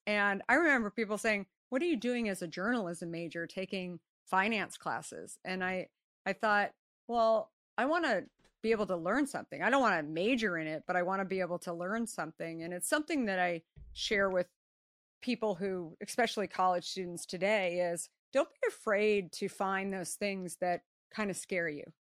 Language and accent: English; Scottsdale, Arizona, United States; I grew up in Scottsdale, Arizona